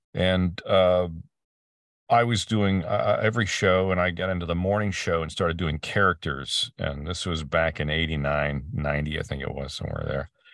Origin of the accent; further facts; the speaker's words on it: Peterborough, Ontario, Canada; moved away as an adult; also born or lived in Vancouver; now in Ventura County, United States; my hometown, and a little place called Peterborough, Ontario, uh, in Canada